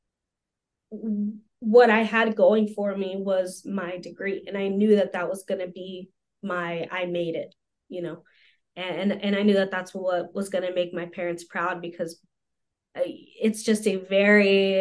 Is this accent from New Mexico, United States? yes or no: yes; a heavily Hispanic community, New Mexico, United States; English is a second language; got here when I was 2 years old, got into Head Start when I was three